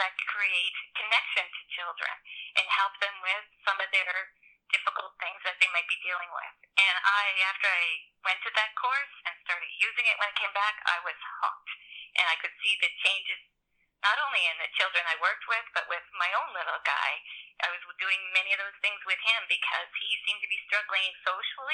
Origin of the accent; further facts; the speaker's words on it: Cape Breton, Nova Scotia, Canada; moved away as an adult; now in Sackville, Canada; I grew up in Cape Breton